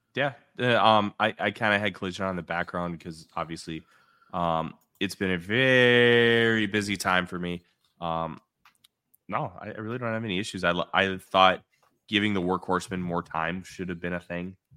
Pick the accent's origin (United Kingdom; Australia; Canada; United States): United States; Midwest